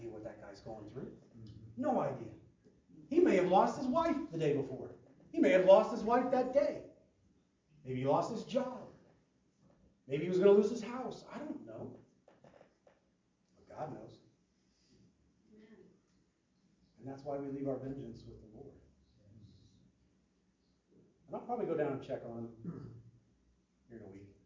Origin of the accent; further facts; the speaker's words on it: Midwest, United States; now in California, United States; I grew up in the Midwest.